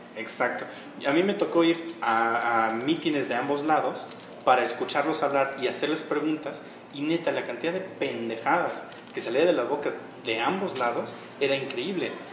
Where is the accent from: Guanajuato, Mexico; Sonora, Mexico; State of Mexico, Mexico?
State of Mexico, Mexico; Nezahualcóyotl; soy de Nezahualcóyotl